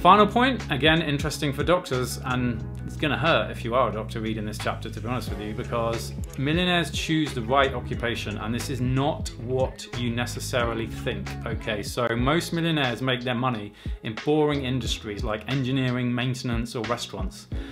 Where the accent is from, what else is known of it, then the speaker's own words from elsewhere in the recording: England, United Kingdom; as English doctors